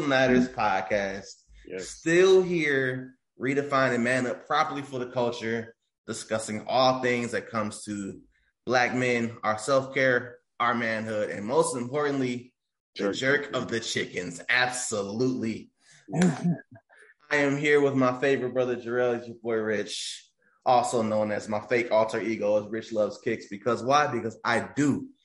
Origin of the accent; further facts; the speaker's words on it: Detroit, Michigan, United States; also born or lived in Farmington, Michigan; I grew up near East Warren